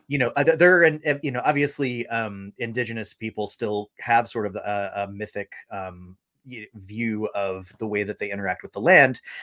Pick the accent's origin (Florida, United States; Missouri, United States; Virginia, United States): Florida, United States; St. Augustine; now in Seattle, United States; I'm living in Seattle, Washington, and I'm originally from St. Augustine, Florida